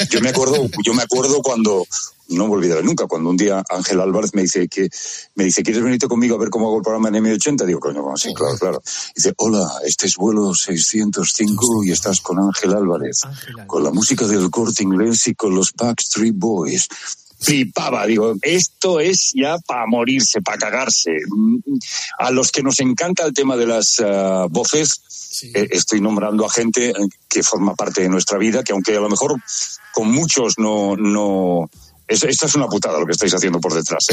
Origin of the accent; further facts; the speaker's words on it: Badalona, Catalonia, Spain; moved away as an adult; now in Madrid, Spain; Badalona, donde yo nací